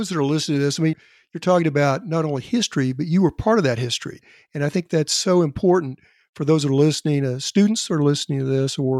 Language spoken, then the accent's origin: English; Elk City, Oklahoma, United States; I'm originally from Western Oklahoma as well. And so we saw from Elk City.